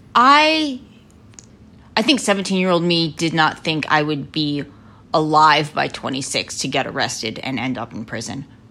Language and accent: English; Lancaster, Pennsylvania, United States; I grew up in Lancaster, Pennsylvania, in the heart of Amish country